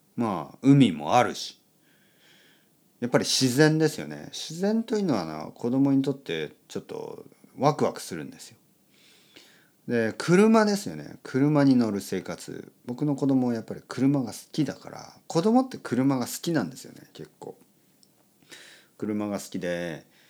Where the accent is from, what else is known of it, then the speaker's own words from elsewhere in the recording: Oita, Japan; moved away as an adult; now in Tokyo, Japan; 僕は生まれも育ちも田舎18歳から東京に来て都会に住んでます